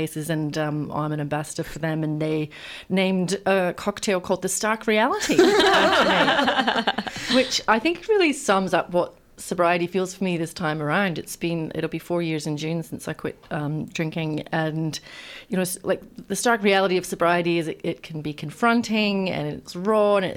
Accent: Scotland, United Kingdom; now in Australia; I grew up in Scotland

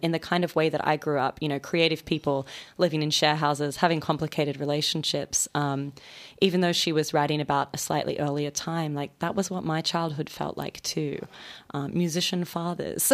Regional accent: Sydney, New South Wales, Australia; moved away as an adult; also born or lived in Melbourne; now in New York, United States; I grew up in Sydney.

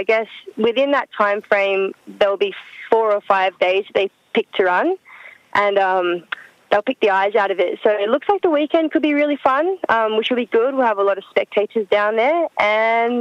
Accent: Coolum Beach, Queensland, Australia; moved away; I grew up in Coolum, Sunny Coast, and still my favourite place on earth

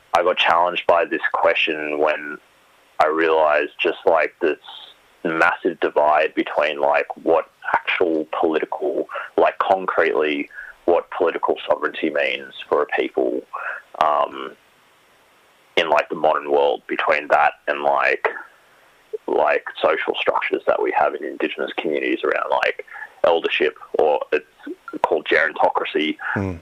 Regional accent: New South Wales, Australia; post-colonial Aboriginal cultures that I grew up with in New South Wales

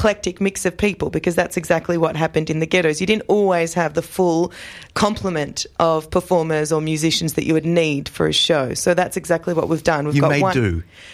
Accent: Australia; I was born in Australia. I feel more or less Australian

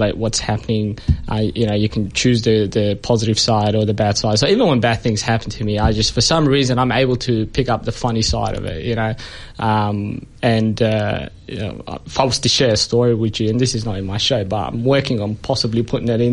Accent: Ethiopia; now in Perth, Australia; I'm originally from Ethiopia.

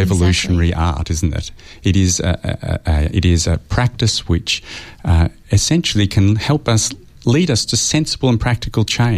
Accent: Australia; as an Australian historian

